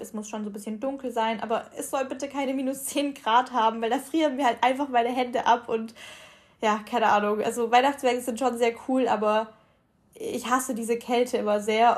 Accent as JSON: {"language": "German", "town": "Ulm", "region": "Baden-Württemberg", "country": "Germany", "moved": "yes", "lives_now": "Cologne, Germany", "said": "bei uns in Ulm"}